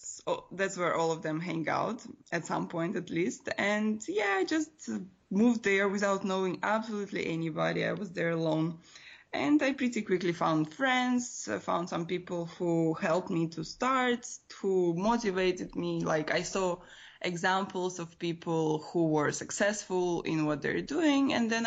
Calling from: Bucharest, Romania; I am in Bucharest right now, actually.

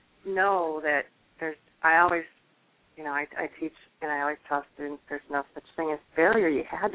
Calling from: Washington, United States; I'm calling from South Puget Sound.

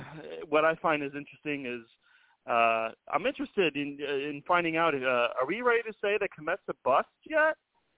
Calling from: Tomball, Texas, United States; Gentlemen … from Tomball, Texas. How y'all doing?

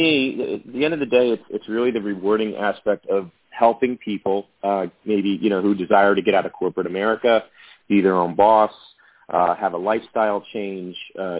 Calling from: Morristown, New Jersey, United States; I'm calling from my home office today in Morristown, New Jersey.

